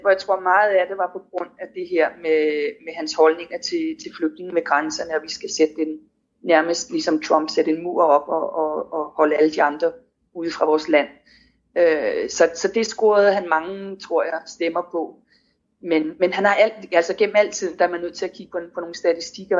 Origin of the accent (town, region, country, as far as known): Denmark; moved away